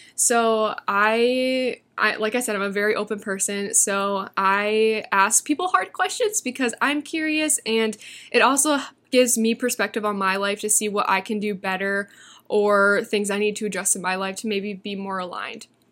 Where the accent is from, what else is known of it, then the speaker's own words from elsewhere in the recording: Iowa, United States; moved away as an adult; now in Arizona, United States; I'm originally from Iowa, but I moved to Arizona December of twenty twenty-one.